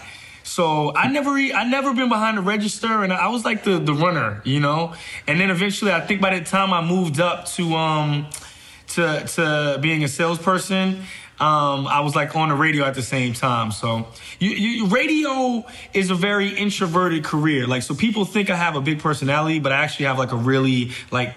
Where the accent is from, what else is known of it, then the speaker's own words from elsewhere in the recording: North Carolina, United States; also born or lived in New York; the house that we ended up moving to in North Carolina was literally next to a cotton field